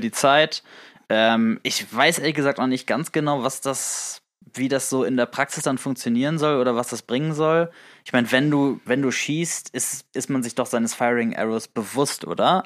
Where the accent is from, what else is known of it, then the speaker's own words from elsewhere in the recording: the North, Northern Germany, Germany; wir kommen auch beide aus dem Norden